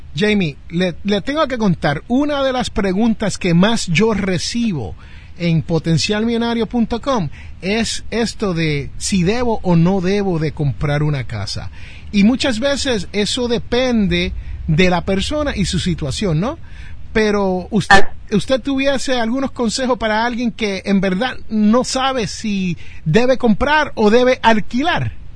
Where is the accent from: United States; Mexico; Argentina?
United States; Jersey City, New Jersey; en mi barrio donde yo me crié, en Jersey City, New Jersey